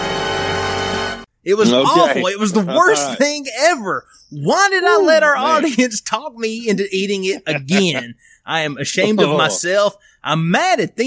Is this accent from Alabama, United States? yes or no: yes; Tuscaloosa, Alabama, United States; They asked me where I was from. And I told them I was from Tuscaloosa